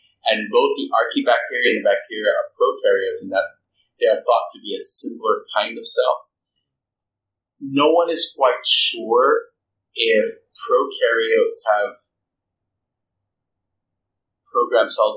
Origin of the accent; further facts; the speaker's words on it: Philippines; moved away; I'm Filipino by birth, and Filipinos have Christianity of Catholicism in their blood